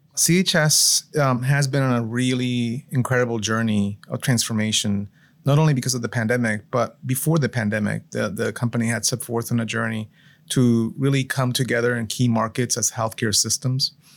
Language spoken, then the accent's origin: English; Florida, United States; moved away as an adult; also born or lived in Puerto Rico / Michigan / Massachusetts / Colorado; we moved in Florida when I was about seven years old, so pretty early on